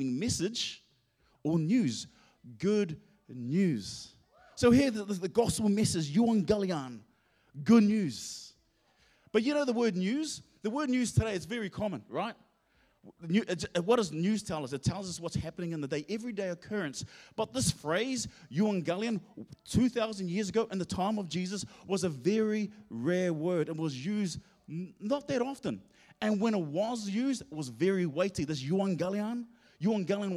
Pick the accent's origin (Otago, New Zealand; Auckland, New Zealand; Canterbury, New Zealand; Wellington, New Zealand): Auckland, New Zealand; also born or lived in Hamilton; I'm originally from Auckland